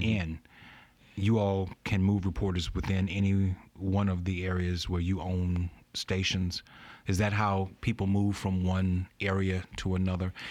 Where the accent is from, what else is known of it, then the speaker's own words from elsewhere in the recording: Baton Rouge, Louisiana, United States; When I was a kid, I grew up here in Baton Rouge.